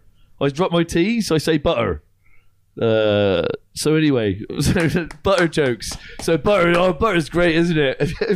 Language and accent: English; South West England, United Kingdom; That's Cornwall, actually, because I'm from Cornwall.